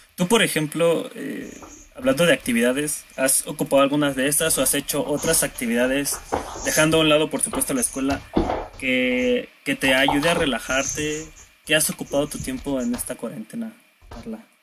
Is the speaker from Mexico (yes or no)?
yes; State of Mexico, Mexico; yo soy del Estado de México